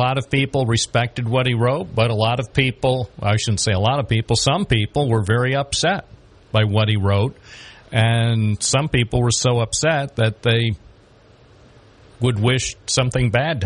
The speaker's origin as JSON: {"language": "English", "town": "Binghamton", "region": "New York", "country": "United States", "tie": "born or raised there", "said": "I was born here in Binghamton"}